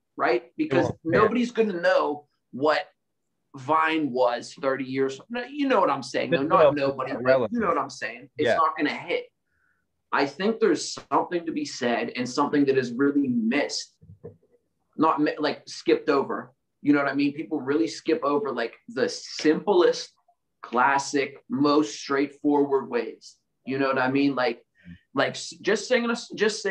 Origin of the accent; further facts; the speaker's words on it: Pittsburgh, Pennsylvania, United States; my hometown